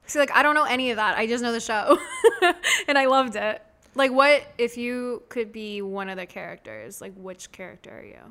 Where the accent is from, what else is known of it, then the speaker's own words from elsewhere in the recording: Delray Beach, Florida, United States; also born or lived in Boca Raton; I was born and raised in Delray Beach, Boca Raton